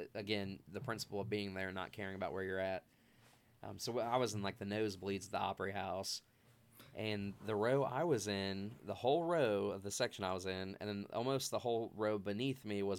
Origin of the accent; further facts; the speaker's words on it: Ohio, United States; so I just say Cincinnati, but because I'm from a small town in between Cincinnati and Dayton, as you know.